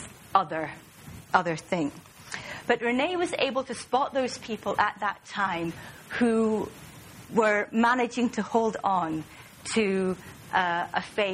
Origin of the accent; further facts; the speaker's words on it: Aberdeen, Scotland, United Kingdom; accent: Scottish, not too pronounced; moved away; I'm from Aberdeen in northeast Scotland, and that accounts for the Scottish accent, which isn't too pronounced because I've been away from Scotland for some time.